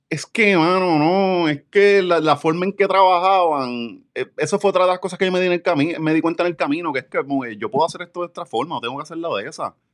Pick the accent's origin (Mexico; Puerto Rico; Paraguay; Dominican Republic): Puerto Rico; Ponce; moved away; yo me mudé, yo me mudé eh, de Ponce en 2013.